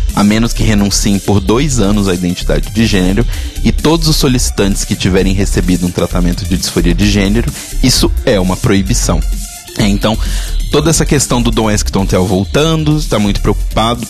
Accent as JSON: {"language": "Portuguese", "region": "Minas Gerais", "country": "Brazil", "said": "da minha terra, Minas Gerais"}